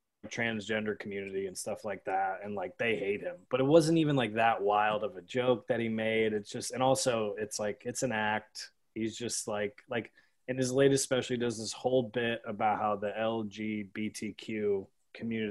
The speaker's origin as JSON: {"language": "English", "region": "New York", "country": "United States", "tie": "born or raised there", "said": "we grew up in New York, my father's Italian"}